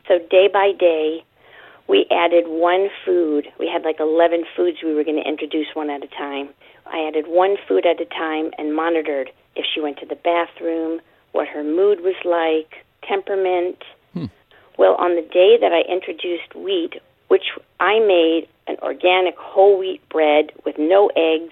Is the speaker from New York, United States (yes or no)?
yes; New York City, New York, United States; moved away as an adult; also born or lived in Long Island, New York / Connecticut; now in Ventura, United States; I grew up in Brooklyn, Queens, and Long Island, New York